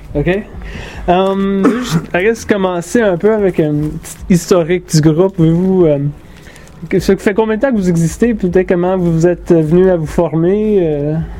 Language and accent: French; Aylmer, Quebec, Canada; also born or lived in Ottawa, Ontario; now in Toronto, Canada; Je suis originaire d'Ottawa. Je suis né à Ottawa. J'ai habité à Elmer pendant 15 ans. Ah Dans mes années formatives étaient vraiment au Québec, à Elmer.